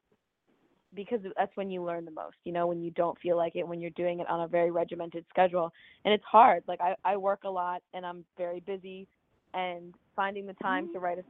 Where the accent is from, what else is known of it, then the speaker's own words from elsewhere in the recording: Connecticut, United States; moved away; I'm from Connecticut originally